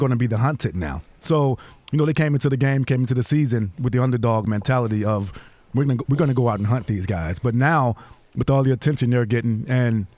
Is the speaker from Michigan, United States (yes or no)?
no; Alabama, United States; I'm from Alabama.